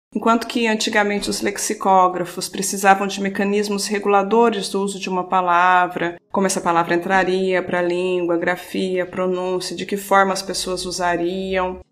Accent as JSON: {"language": "Portuguese", "region": "southern Minas Gerais", "country": "Brazil", "also_born_or_lived": "Porto, Portugal", "accent": "retroflex R", "moved": "as an adult", "lives_now": "Portugal", "said": "Sou mineira do sul de Minas. Uh, devem ouvir aí na minha fala algum R retro, retroflexo"}